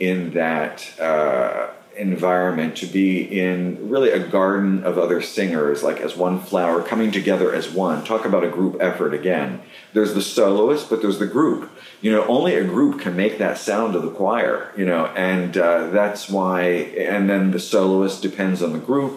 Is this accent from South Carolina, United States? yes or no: no; Western Pennsylvania, United States; moved away as an adult; now in New York, United States; where I grew up, you know, the people that I grew up with in Western Pennsylvania